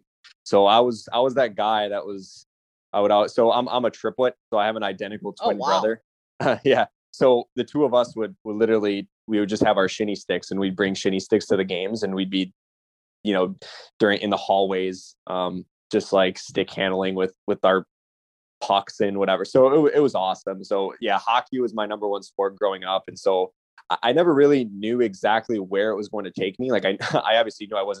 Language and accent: English; Chicago, Illinois, United States; I grew up in Chicago